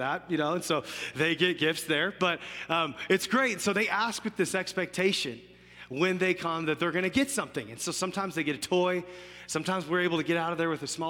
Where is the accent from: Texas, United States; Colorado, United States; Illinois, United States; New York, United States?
Colorado, United States; Fort Collins; I grew up in Fort Collins, was born and raised here for most of my life, went to school at CSU